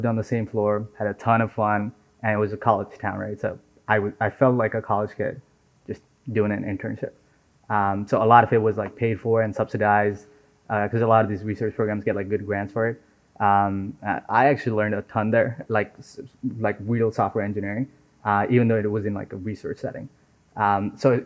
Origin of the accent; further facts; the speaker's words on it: Nepal; now in United States; So I was born and raised in Nepal